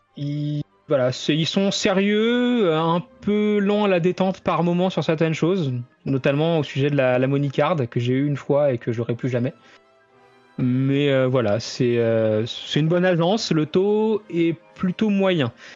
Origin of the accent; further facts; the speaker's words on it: France; chez nous en France